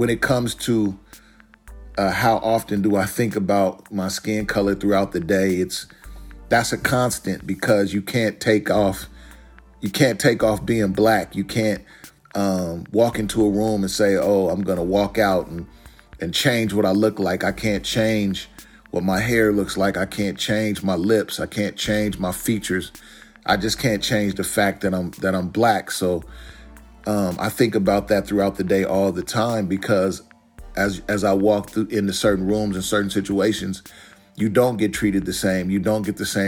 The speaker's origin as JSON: {"language": "English", "town": "Portland", "region": "Oregon", "country": "United States", "tie": "born or raised there", "said": "was born and raised in Portland, Oregon. Still reside in Portland, Oregon."}